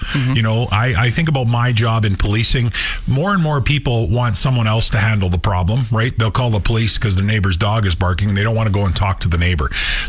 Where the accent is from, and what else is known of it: Saskatchewan, Canada; born or raised there